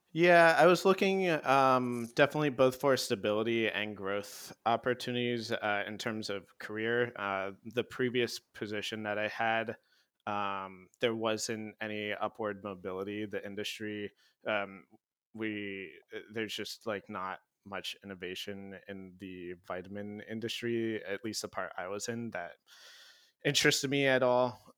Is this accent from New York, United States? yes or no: no; Hawaii, United States; moved away; I grew up in Hawaii